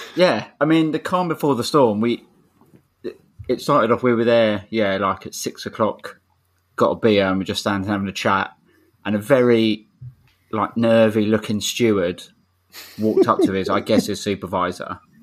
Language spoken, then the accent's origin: English; London, United Kingdom; I'm from Streatham and I've lived in SW16 my whole life